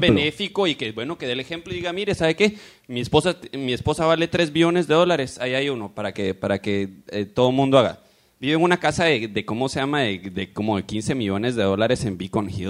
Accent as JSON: {"language": "Spanish", "country": "Guatemala", "moved": "yes", "lives_now": "United States", "said": "yo vengo de Guatemala"}